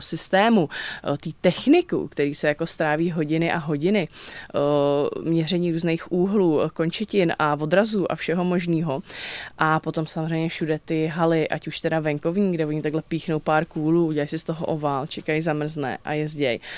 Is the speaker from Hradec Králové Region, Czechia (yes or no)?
yes; Vrchlabí, Hradec Králové Region, Czechia; já jsem jako z Vrchlabí